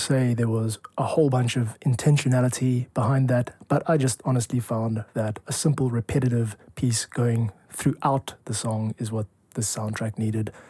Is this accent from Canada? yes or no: no; South Africa; I'm a composer from South Africa